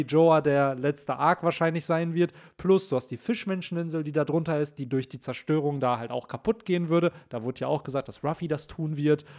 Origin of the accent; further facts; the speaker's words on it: Bielefeld, North Rhine-Westphalia, Germany; hier bei uns in Bielefeld